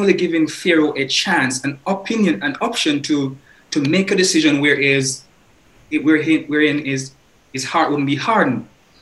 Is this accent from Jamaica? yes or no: yes; Jamaica; Growing up in Jamaica